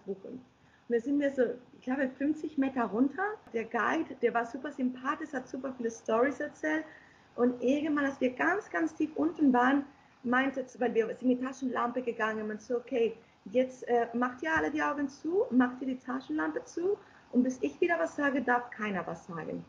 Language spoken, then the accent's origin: German; Galicia, Spain; German is a second language; now in Germany; aus Galicia, aus meinem Bundesland